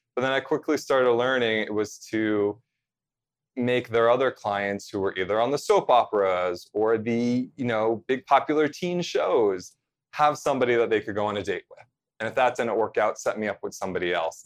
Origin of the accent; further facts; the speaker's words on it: central New Jersey, United States; I grew up in central New Jersey, about forty-five minutes, you know, drive to New York City